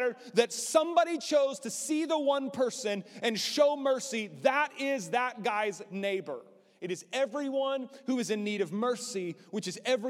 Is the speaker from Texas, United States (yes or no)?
yes; Lubbock, Texas, United States; I grew up in Lubbock